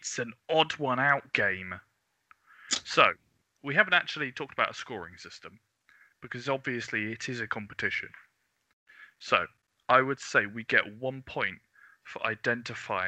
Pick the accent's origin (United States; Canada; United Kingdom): United Kingdom; Frome, South West England; We're basically from Froome